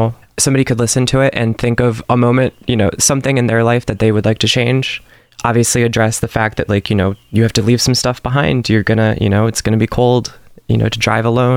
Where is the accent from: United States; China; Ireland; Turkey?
United States; Huntley, Illinois; I'm from Huntley, Illinois